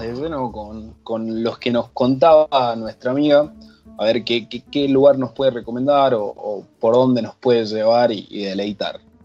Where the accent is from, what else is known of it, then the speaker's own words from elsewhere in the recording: Cafayate, Salta, Argentina; A mi Salta, mi Salta la linda, y para ser más precisos, a mi Cafayate querido